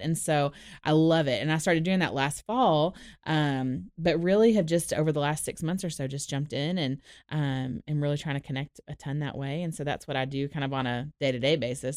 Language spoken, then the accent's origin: English; Orlando, Florida, United States; moved away as an adult; also born or lived in Dallas, Texas; now in Nashville, United States; I grew up in Orlando.